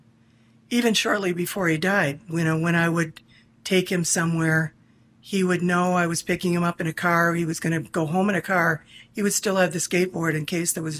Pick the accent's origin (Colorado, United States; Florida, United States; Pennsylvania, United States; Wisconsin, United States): Wisconsin, United States; Kenosha; now in Kenosha, United States; I was born in Kenosha, I moved away, came back in 2011